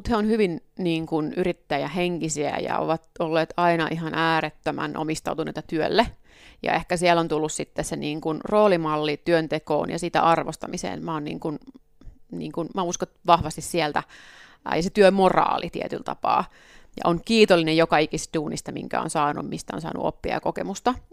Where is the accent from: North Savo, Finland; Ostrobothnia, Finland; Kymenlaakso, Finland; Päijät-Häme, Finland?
Ostrobothnia, Finland; Pohjanmaat, missä mä oon kotoisin, siellä on myöskin paljon navettakirppiksiä ollut.